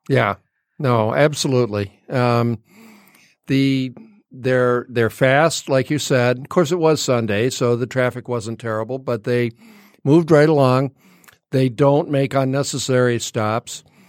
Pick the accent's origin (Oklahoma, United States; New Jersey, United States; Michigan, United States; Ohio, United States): Michigan, United States; Royal Oak; as a little kid growing up in Royal Oak